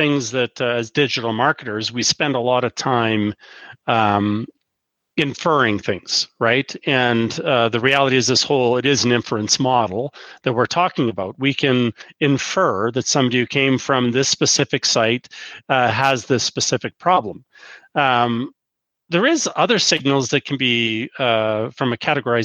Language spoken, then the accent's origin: English; Canada; As a Canadian